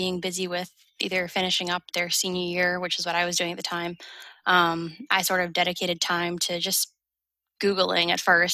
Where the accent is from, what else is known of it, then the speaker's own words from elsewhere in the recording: New England, United States; moved away; I'm from New England, so I wanted to be a quick plane ride from home